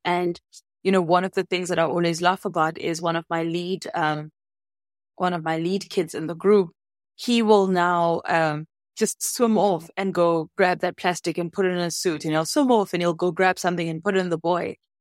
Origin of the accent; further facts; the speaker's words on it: Soweto, Gauteng, South Africa; now in Cape Town, South Africa; I grew up in Soweto, so I didn't grow up in any place that was ocean facing.